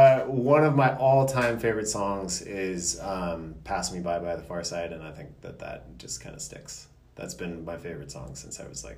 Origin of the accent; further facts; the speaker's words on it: Bay Area, California, United States; now in Seattle, United States; I grew up in the Bay Area